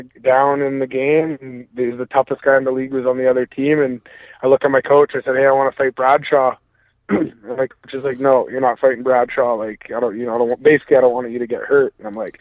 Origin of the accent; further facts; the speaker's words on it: Maple Ridge, British Columbia, Canada; I grew up, born and raised in Maple Ridge, British Columbia